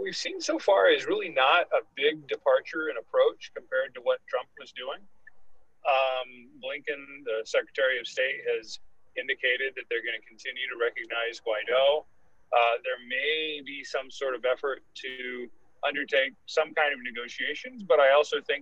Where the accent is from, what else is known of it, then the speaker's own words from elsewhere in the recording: Texas, United States; I'm from Texas